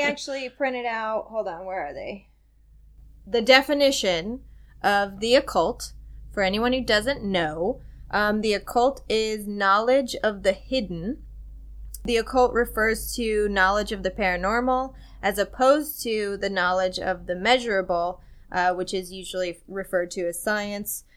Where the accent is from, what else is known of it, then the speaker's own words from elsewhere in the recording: Centralia, Illinois, United States; now in Los Angeles, United States; I'm from Centralia, Illinois